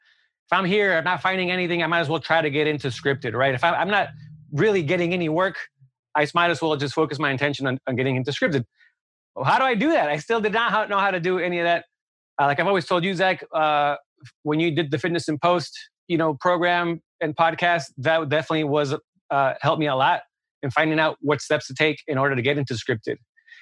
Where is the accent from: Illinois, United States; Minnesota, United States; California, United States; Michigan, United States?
California, United States; also born or lived in New York; I'm from Southern California. I want to be back in LA.